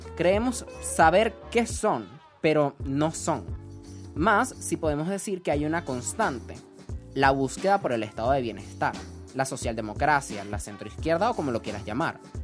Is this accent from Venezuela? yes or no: yes; Venezuela; me siento tan poco venezolano